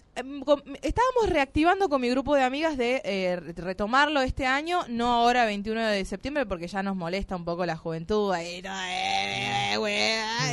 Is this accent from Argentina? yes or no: yes; Tucumán, Argentina; somos de acá de Tucumán